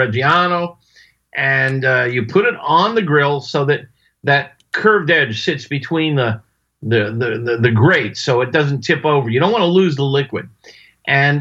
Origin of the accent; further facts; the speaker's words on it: Florida, United States; I was raised in Florida on both coasts, on the Atlantic coast and the Gulf coast